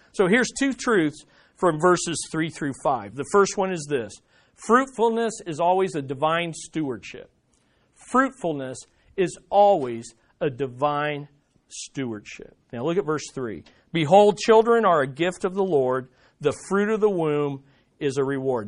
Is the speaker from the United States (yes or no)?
yes; United States; we as American Christians